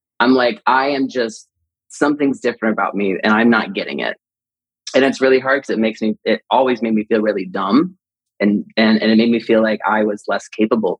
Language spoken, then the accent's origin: English; Marion, Indiana, United States; now in Los Angeles, United States; we grew up in Indiana